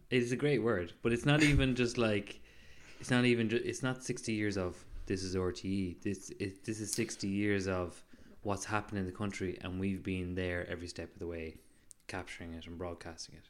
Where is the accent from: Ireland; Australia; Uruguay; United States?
Ireland; Mayo, Connacht; accent: Mayo; Mayo is making my accent stronger